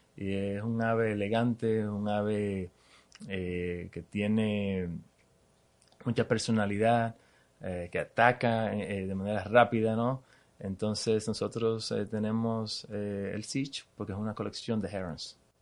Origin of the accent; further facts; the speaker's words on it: Dominican Republic; moved away as an adult; now in Miami, United States; nací en Dominicana, crecí en Dominicana